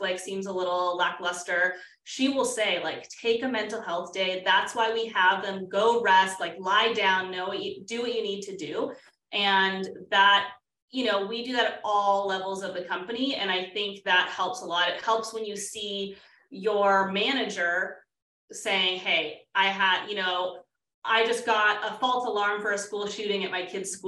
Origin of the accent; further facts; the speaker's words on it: West Coast, United States; moved away as an adult; also born or lived in Washington, D.C.; I grew up on the West Coast, moved to the East Coast, and started the company in Washington, D.C. in my late 20s.